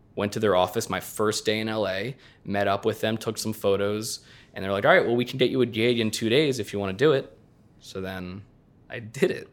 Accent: southeastern Pennsylvania, United States; moved away; also born or lived in Los Angeles; southeastern Pennsylvania

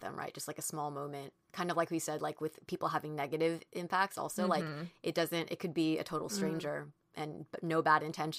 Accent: California, United States; because I grew up in Orange County, too, and he had that upbringing

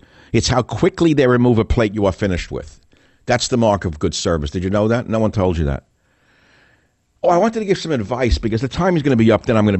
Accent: New York, United States; Like many of you don't understand me because I'm from New York, not from America. So no matter how many years I've not been in New York, you still can't understand half the words I say because I talk too fast.

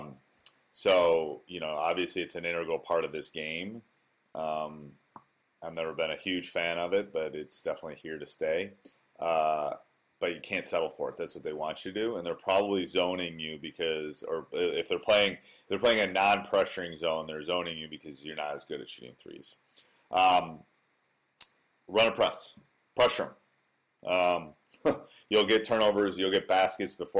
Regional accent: Wisconsin, United States; born or raised there

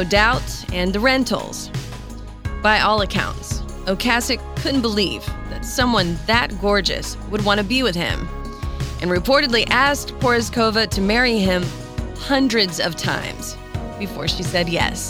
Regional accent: North Carolina, United States; my hometown in North Carolina

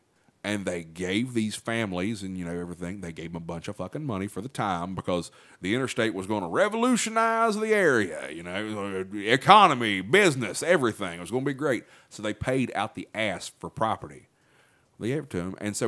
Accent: Chesapeake, West Virginia, United States; when I was growing up in Chesapeake

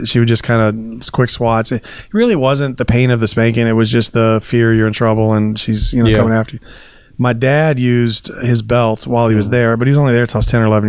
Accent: Lynwood, California, United States; I grew up in Linwood, and so South Central

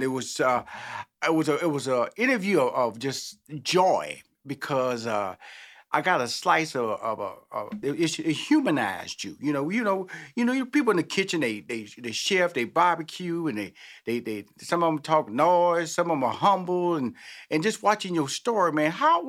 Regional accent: Houston, Texas, United States; because I'm from Houston, Texas. I know about them fixings.

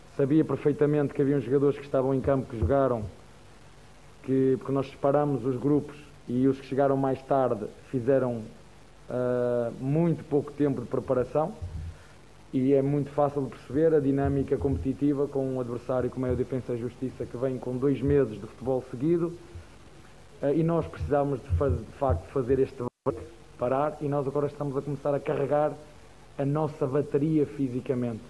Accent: Portugal; first language Portuguese; now in Brazil; Eu sou português e falo a mesma língua

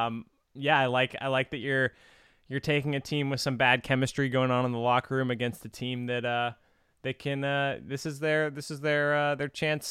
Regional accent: San Diego, California, United States; my hometown in San Diego.

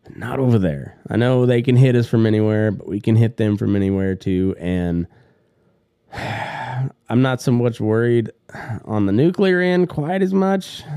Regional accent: United States; I was born here in the United States of America

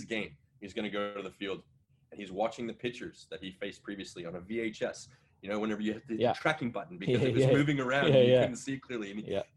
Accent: San Diego, California, United States; I was born in San Diego.

